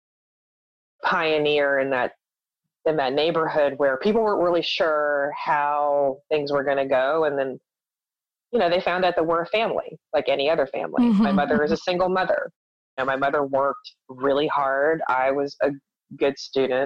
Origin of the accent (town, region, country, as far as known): Charleston, West Virginia, United States; born or raised there; moved away; also born or lived in New York